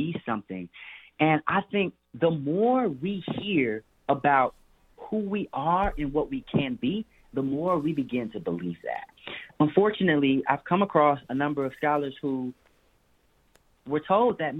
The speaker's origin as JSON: {"language": "English", "town": "Chicago", "region": "Illinois", "country": "United States", "said": "I'm from Chicago."}